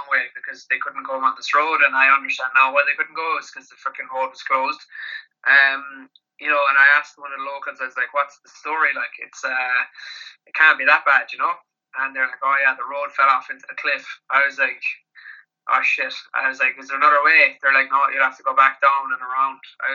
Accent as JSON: {"language": "English", "area": "Kerry", "region": "Munster", "country": "Ireland", "said": "I'm from Kerry with some big farms down here"}